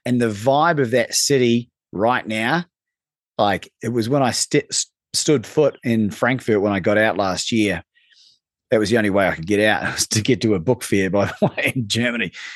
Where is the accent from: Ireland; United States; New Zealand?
New Zealand; moved away; growing up in New Zealand